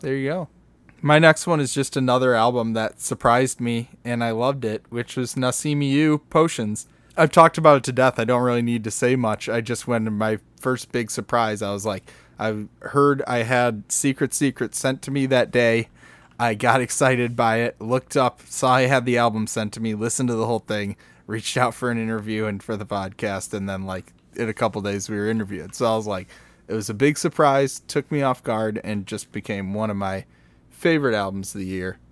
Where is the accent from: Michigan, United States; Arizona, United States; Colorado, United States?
Michigan, United States; we're from Michigan.